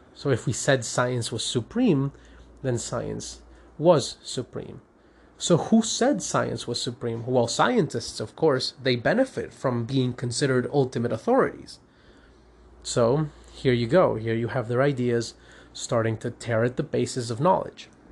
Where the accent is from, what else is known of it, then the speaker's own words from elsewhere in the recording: Caracas, Capital District, Venezuela; I'm a lawyer from Caracas, Venezuela